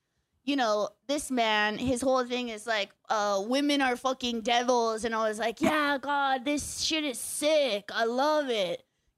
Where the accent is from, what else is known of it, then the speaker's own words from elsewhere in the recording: California, United States; And so I was from Orange County and I was yet to meet a man who had read a book before.